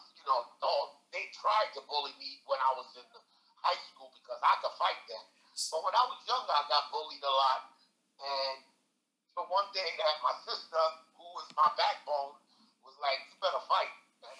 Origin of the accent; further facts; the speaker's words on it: New York City, New York, United States; I was born in Long Island City, Queens, Queens Bridge Project.